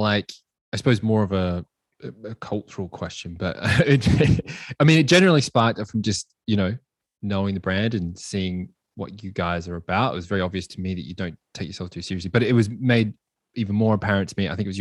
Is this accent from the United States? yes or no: no; Australia; moved away; I'm originally from Australia